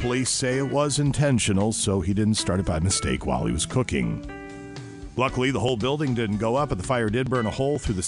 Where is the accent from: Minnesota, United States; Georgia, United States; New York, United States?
Minnesota, United States; Minneapolis; I am a city boy. We grew up in Minneapolis